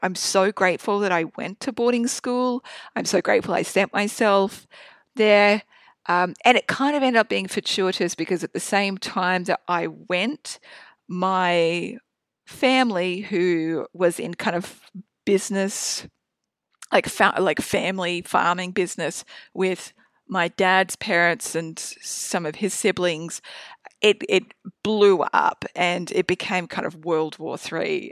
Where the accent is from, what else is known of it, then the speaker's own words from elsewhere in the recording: Proserpine, Queensland, Australia; I was born in North Queensland in Prospine in Australia. It's a small country town. Um, I grew up on a cattle property.